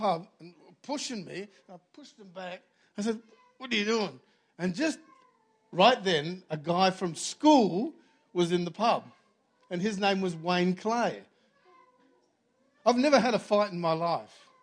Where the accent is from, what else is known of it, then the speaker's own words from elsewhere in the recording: Australia; I was from Australia.